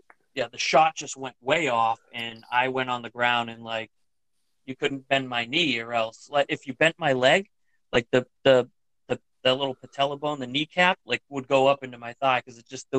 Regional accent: Newton, Massachusetts, United States; born or raised there; also born or lived in Natick, Massachusetts

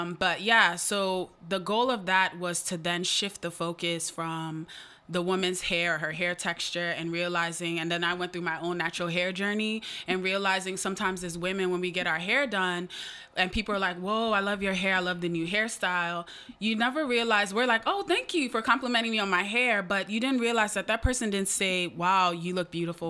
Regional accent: United States; for us being Nigerian American and first gen

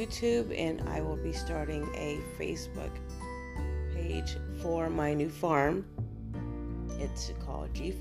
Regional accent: Ohio, United States; now in Florida, United States; I am originally from Ohio

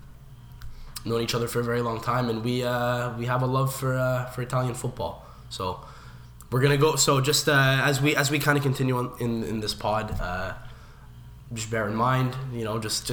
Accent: Montreal, Quebec, Canada; So we are from Montreal, Canada

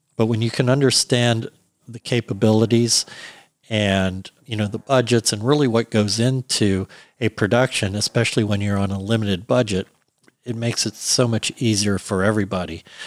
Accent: Alexandria, Virginia, United States; now in Los Angeles, United States; I grew up in Alexandria, Virginia

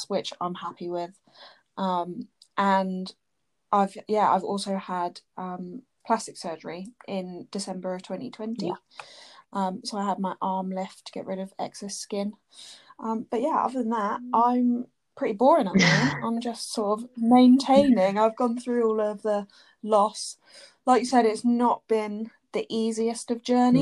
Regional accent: Southampton, South East England, United Kingdom; I'm 27 and I'm from Southampton.

